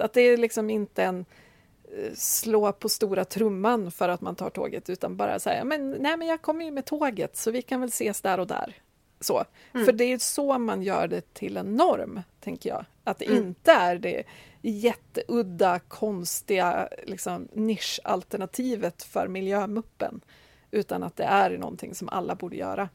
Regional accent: Timrå, Västernorrland County, Sweden; kommunen som jag är uppväxt i, Timrå

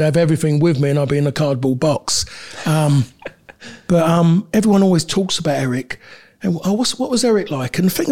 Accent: London, United Kingdom; moved away as an adult; also born or lived in Manchester; I'm a Londoner

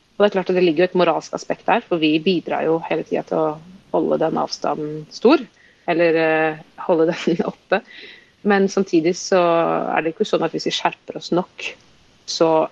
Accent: Oslo, Norway; jeg vokste opp i Oslo

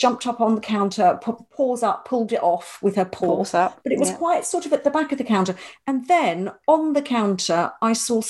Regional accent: Ireland; He did refer to me as the Irish-born lady

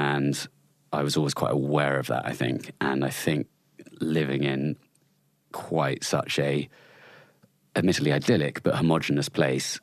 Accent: Chalk Valley, Wiltshire, South West England, United Kingdom; I grew up in the Chalk Valley in Wiltshire, just on the sort of Wiltshire-Dorset border.

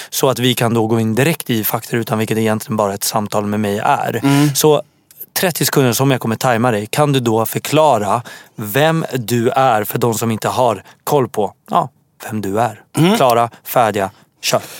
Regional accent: Syria; now in Sweden; Jag är från Syrien och i min kultur då kindpussas man som fan också.

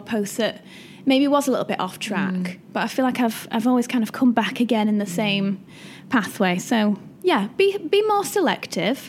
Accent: Wigan, North West England, United Kingdom; moved away as an adult; also born or lived in Manchester; now in London, United Kingdom; I'm from Manchester. Mm. Well, Wigan technically, but around that area. I spent 10 years in Manchester

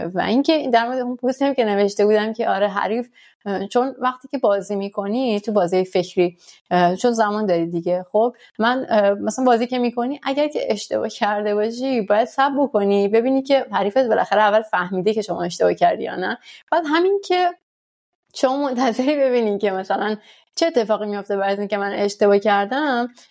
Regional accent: Iran; moved away as an adult; now in France; ماها که در حال با تو ایران بزرگ شدیم

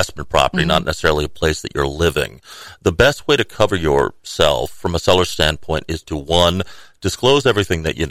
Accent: Rhode Island, United States; moved away as an adult; also born or lived in Washington, D.C.; now in Tallahassee, United States; I grew up in Rhode Island, so I'm a New England

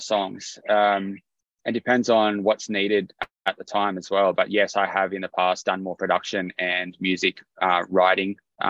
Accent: Tamworth, New South Wales, Australia; My aunties and uncles all play music and have always played gigs around my hometown, and even my grandparents had a family band that played out Tamworth even before I was even born.

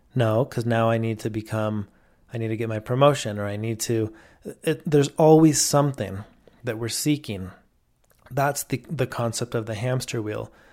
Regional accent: Mexico; where I grew up in Mexico

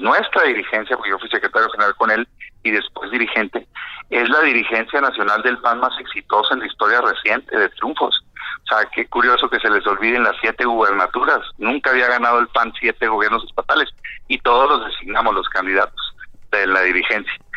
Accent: Mexico; como mexicano

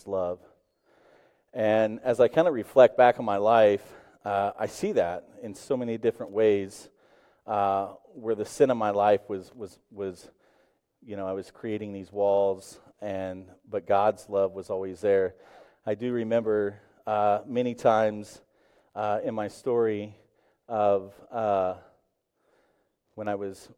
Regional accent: Tulsa, Oklahoma, United States; I grew up in Tulsa, Oklahoma

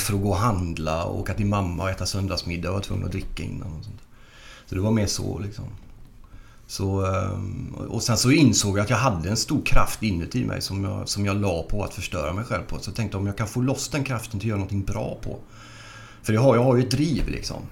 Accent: Gothenburg, Västra Götaland, Sweden; moved away as an adult; also born or lived in Norrköping; Jag är ju född i, vi bodde i Angered från början

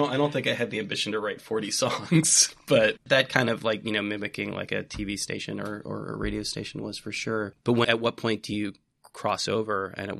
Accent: California, United States; I grew up in California and my father's family were like, you know, real like living in trailers, listening to country music.

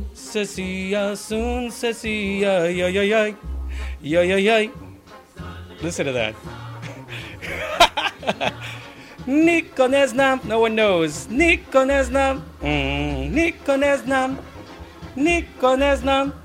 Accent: New York City, New York, United States; moved away as an adult; now in Netherlands; I was born and raised in Brooklyn, New York. I've lived in Holland now for 13 years.

